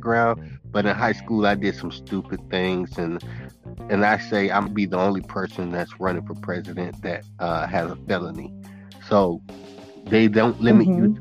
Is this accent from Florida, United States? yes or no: yes; Naples, Florida, United States; also born or lived in Immokalee, Florida; Originally, I was born in Naples, Florida, N-A-P-L-E-S, Naples, Florida. It's a rich community. We had our little you know, section of just